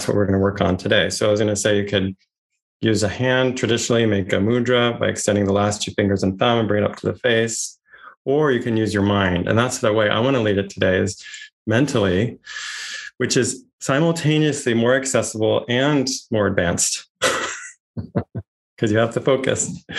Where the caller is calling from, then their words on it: Santa Barbara, California, United States; I'm joining you from Chumash land, colonized as Santa Barbara, California today.